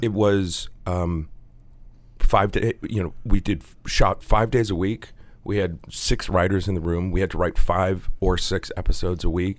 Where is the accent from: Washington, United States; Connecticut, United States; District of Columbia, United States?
Connecticut, United States; When I was a young boy growing up in Connecticut.